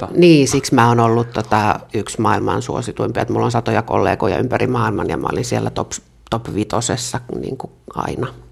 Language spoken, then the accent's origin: Finnish; Jokela, Uusimaa, Finland; Mä oon kotoisin varmastikin yhdestä Suomen kuuluisimmasta kylästä ei varmaankaan sen takia, että mä olen sieltä kotoisin, vaan siellä tapahtui tämmöinen ikävämpi asia kuin kouluampuminen, eli Jokelasta